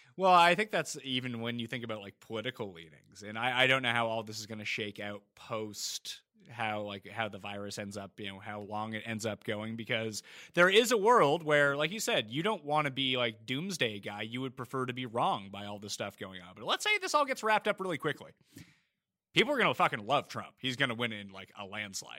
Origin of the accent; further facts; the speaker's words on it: East Coast of Canada, Canada; accent: Canadian; I'm from the East Coast of Canada